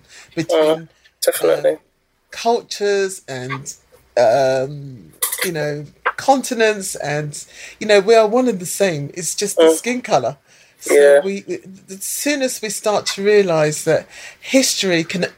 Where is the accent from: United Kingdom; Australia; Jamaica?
United Kingdom; accent: British; first language English; when I was growing up in the UK, I felt at times that the rug was pulled from under me, because I never really felt British, although I had a British passport and I was born in Britain, British accent